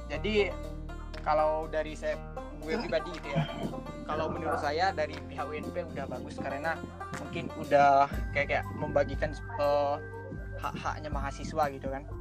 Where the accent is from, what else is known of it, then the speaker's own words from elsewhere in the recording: Jambi, Indonesia; now in Padang, Indonesia; Perkenalkan … Asal saya dari Provinsi Jambi, kebetulan kuliah di Universitas Negeri Padang, jurusan Teknik Sipil tahun masuk 2017.